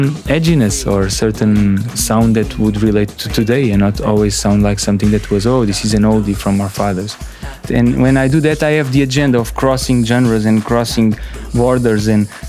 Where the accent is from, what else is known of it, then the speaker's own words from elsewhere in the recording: Lisbon, Portugal; also born or lived in Angola / Amadora; growing up in Lisbon